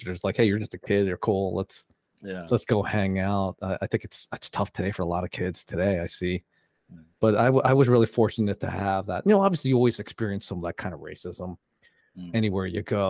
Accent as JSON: {"language": "English", "town": "Philadelphia", "region": "Pennsylvania", "country": "United States", "tie": "born or raised there", "said": "I was born in Philadelphia. as a Filipino or even an Asian"}